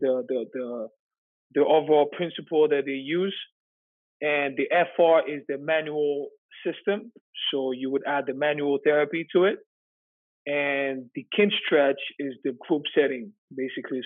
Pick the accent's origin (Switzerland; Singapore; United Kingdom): Switzerland; moved away as an adult; also born or lived in New York; I'm from Switzerland